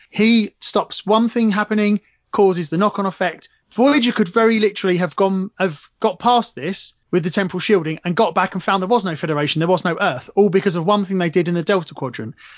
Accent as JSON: {"language": "English", "region": "England", "country": "United Kingdom", "said": "I'm English"}